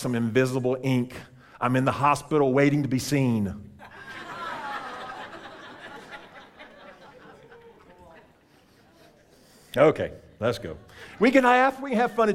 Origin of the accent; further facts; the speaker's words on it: Alexandria, Louisiana, United States; now in Clearwater, United States; I'm from Alexandria. That's about an hour away. I spent 17 years in Alexandria